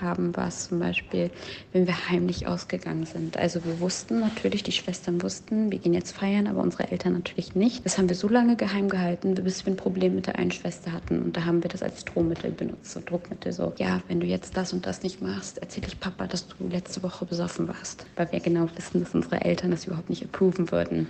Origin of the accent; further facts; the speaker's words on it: East Germany, Germany; Ich bin libanesisch, palästinensisch und in Ostdeutschland groß geworden